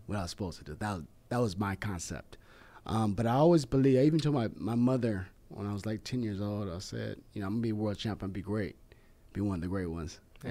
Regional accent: West Coast, United States; I grew up here in the West Coast

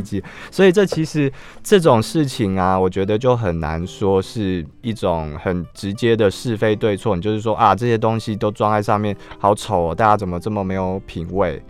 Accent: Taipei, Taiwan; 像对我这个土生土长的台北人来说

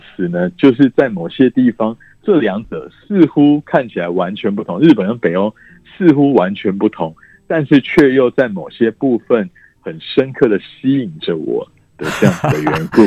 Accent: Taiwan; 我们台湾人想必就是外食会花得蛮多，因为我们台湾人爱

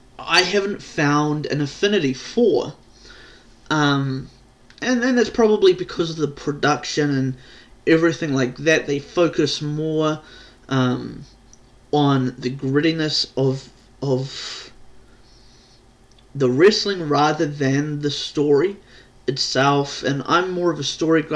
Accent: New Zealand; I'm not from America. I'm not from Canada. I'm not even from Australia. I am from New Zealand

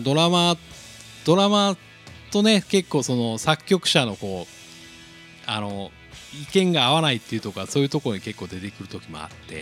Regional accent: Nagasaki, Japan; 僕長崎なんですけどね。

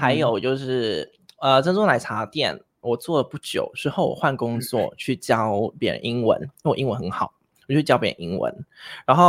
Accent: Vietnam; also born or lived in Taiwan; now in Thailand; 啊，因为因为我从小是啊，就是读台湾学校，那那在越南那边有一个台湾学校，所以我是读台湾学校长大的。

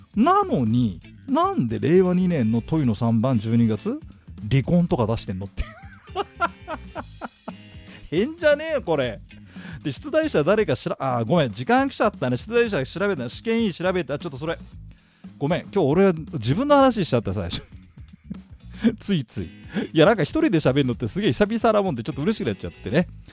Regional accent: Tokyo, Japan; 私東京新宿出身でございましてですね

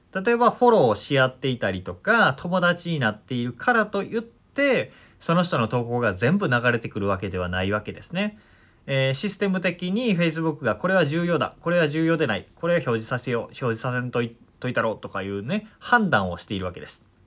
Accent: Omihachiman, Shiga, Japan; 僕は滋賀県出身で近江八幡というとこ出身なんですけど

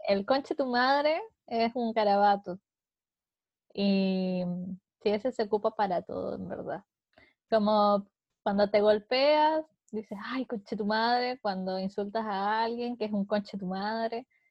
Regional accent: Puerto Montt, Los Lagos, Chile; also born or lived in Viña del Mar; now in Santiago, Chile; yo soy de Puerto Montt, que es un pueblito, no es un pueblo, es una ciudad sur de Chile

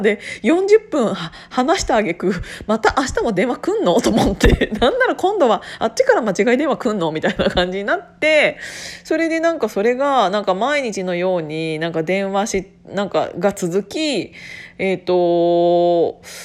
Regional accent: Gunma, Japan; born or raised there

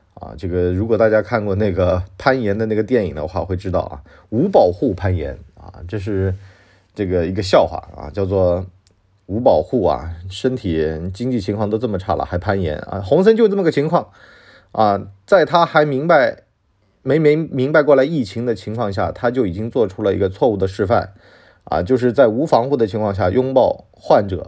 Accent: China; 这就是我们中国人相信的这种说法啊

